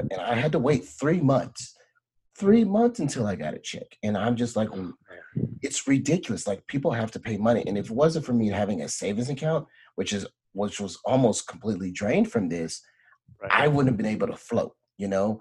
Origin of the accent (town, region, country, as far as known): Beaumont, Texas, United States; born or raised there; moved away